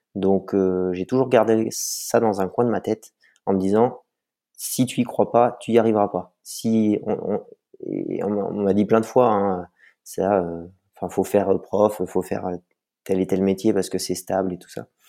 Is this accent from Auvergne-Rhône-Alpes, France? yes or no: yes; Vercors, Auvergne-Rhône-Alpes, France; now in La Rosière, France; Je suis né dans le Vercors, euh, mes parents y habitent toujours. Donc, j'ai commencé par le ski alpin à deux ans